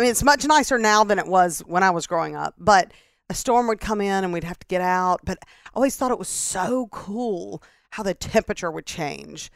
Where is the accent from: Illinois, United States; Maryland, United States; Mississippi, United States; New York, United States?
Mississippi, United States; Starkville; moved away as an adult; also born or lived in Greenwood, Mississippi / Indianola, Mississippi / Erie, Pennsylvania / North Carolina; now in Mississippi Gulf Coast, United States; we moved to Starkville, and that's where my dad and his business partners started a business. And so that's where we grew up in Starkville